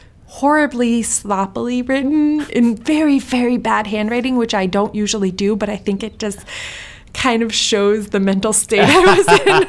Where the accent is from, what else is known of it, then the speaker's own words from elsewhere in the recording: Sweden; born there; I'm Iranian, I was born in Sweden.